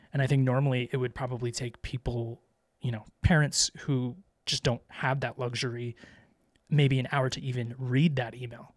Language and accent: English; Vero Beach, Florida, United States; moved away; I grew up in Vero Beach, Florida